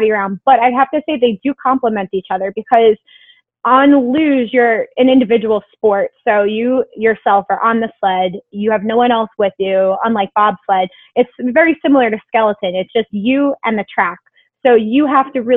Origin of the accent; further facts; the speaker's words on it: Long Island, New York, United States; I'm from Long Island.